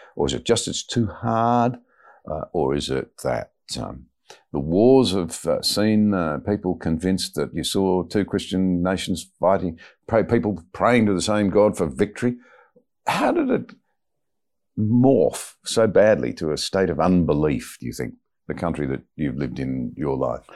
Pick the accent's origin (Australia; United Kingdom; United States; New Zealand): Australia; as an Australian